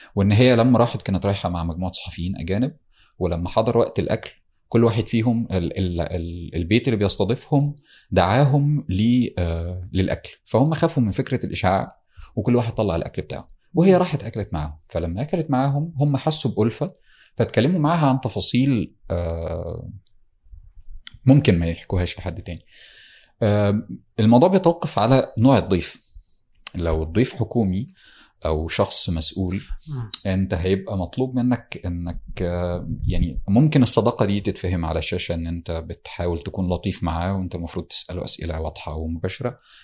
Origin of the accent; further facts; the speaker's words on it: Damietta Governorate, Egypt; انا من دمياط آه، محافظه ساحليه على البحر المتوسط والنيل من قريه في في دمياط